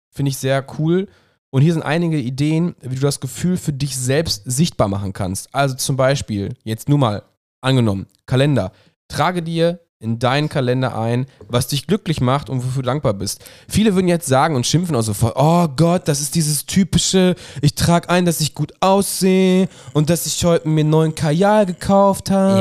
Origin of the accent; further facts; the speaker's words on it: Ruhr area, North Rhine-Westphalia, Germany; wir kommen aus dem Pott